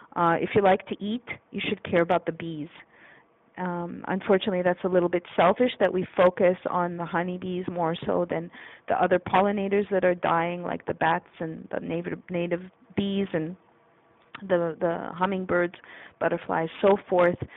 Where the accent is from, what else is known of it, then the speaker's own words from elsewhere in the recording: Canada; moved away; I'm a Canadian. I wasn't raised with this lawsuit mentality.